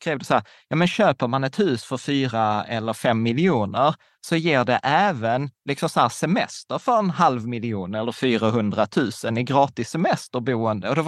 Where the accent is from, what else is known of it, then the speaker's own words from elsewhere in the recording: Sweden; born there; vi båda kommer från Öst, eller vi är födda i Sverige, men våra föräldrar är från Östeuropa.